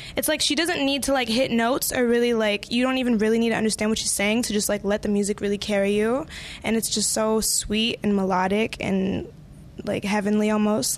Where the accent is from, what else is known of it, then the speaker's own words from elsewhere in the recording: Virginia, United States; also born or lived in Colombia; I'm actually from Virginia and Colombia, but I'm like right outside of D.C., like five minutes